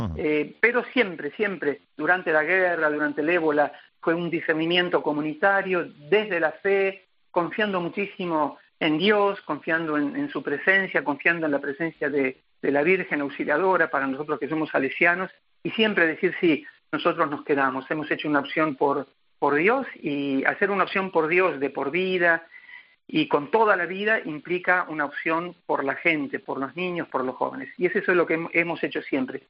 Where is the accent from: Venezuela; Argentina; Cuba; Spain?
Argentina; now in Africa; no tengo pensado volver a la Argentina eh, me considero ya africano